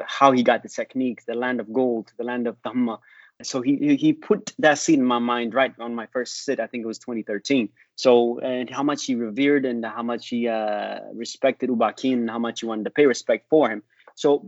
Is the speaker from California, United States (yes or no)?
yes; San Jose, California, United States; moved away as an adult; also born or lived in Ethiopia / Santa Cruz; now in Texas, United States; I grew up in California, Northern California. San Jose and Santa Cruz